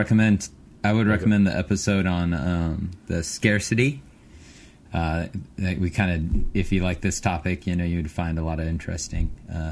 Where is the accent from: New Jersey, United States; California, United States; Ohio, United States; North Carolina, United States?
California, United States; Los Angeles; moved away; I'm from Los Angeles, man. You know? I got the I got the Mexican in me, you know?